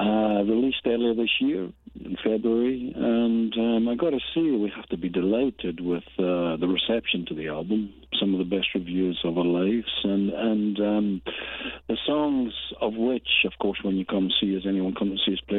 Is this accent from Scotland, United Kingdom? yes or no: yes; Glasgow, Scotland, United Kingdom; When we grew up in Glasgow in the 60s, 70s, it was a bit down on its heel